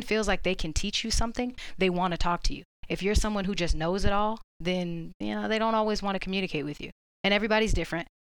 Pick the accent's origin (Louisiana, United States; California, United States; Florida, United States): Florida, United States; Orlando; moved away as an adult; now in Georgia, United States; I'm from Orlando